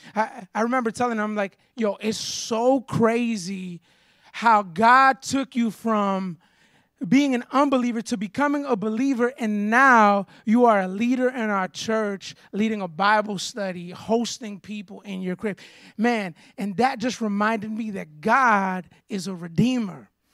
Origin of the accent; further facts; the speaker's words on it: Florida, United States; moved away as an adult; also born or lived in Chicago, Illinois; I grew up in Florida, went to Chicago for 14 years